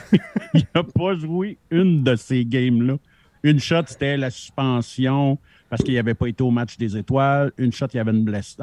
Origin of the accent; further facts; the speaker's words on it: Montreal, Quebec, Canada; je suis né à Montréal